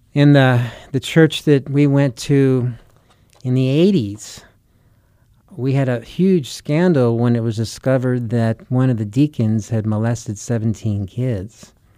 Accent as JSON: {"language": "English", "country": "United States", "said": "we're the U S, right? We're the American church"}